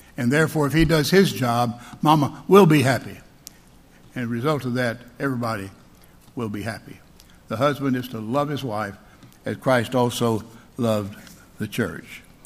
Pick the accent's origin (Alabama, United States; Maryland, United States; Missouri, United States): Alabama, United States; I'm from Alabama